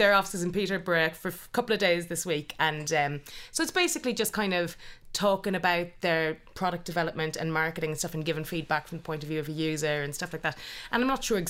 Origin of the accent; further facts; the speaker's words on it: Ireland; moved away; being Irish